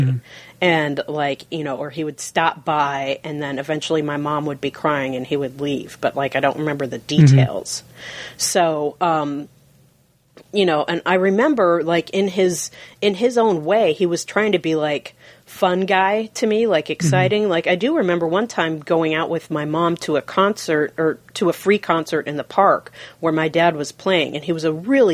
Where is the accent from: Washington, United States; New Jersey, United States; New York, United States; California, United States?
Washington, United States; Seattle; I was raised in Fremont